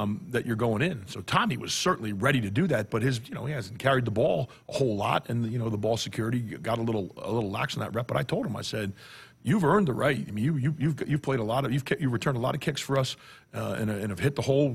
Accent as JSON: {"language": "English", "region": "New Jersey", "country": "United States", "moved": "yes", "lives_now": "Nebraska, United States", "said": "We're both from New Jersey"}